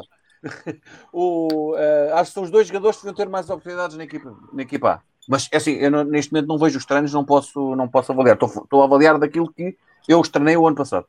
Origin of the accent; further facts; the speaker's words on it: Amadora, Lisbon, Portugal; sou da Amadora, não sou nem de nem de Alcochete